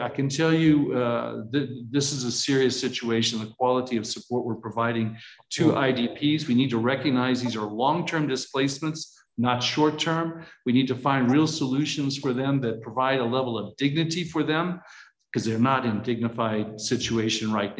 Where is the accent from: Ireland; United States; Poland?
United States; Missouri; I was born and raised in Missouri. So as you know, it's the show me state